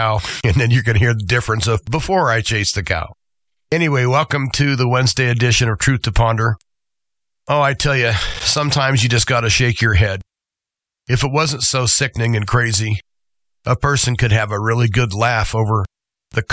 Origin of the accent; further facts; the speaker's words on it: United States; as an American